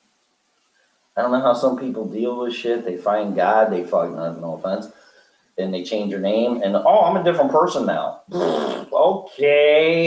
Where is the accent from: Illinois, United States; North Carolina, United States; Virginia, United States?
Illinois, United States; Chicago; I'm from Chicago